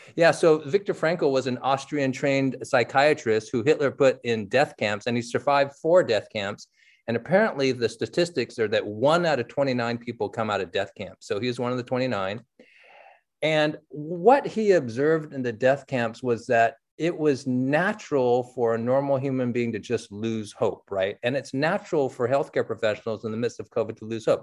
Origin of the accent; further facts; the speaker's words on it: San Francisco, California, United States; I grew up in San Francisco reading the Chronicle